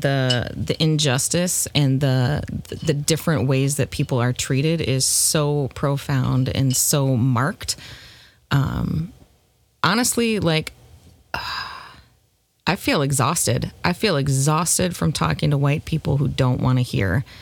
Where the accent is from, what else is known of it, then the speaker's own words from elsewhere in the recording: Minnesota, United States; I'm Midwestern by birth. I am Minnesotan at that.